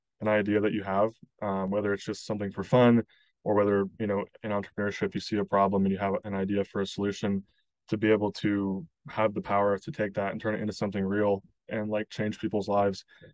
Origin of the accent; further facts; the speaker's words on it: Kansas City, Missouri, United States; moved away as an adult; now in Chicago, United States; I grew up in Kansas City, in Missouri, kind of a Midwest kid.